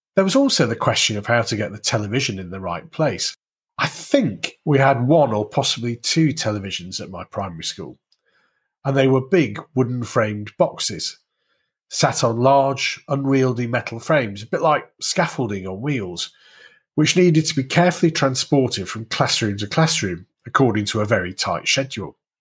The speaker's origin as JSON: {"language": "English", "town": "Warrington", "region": "North West England", "country": "United Kingdom", "tie": "born or raised there", "said": "I grew up in and around Warrington in the northwest of England"}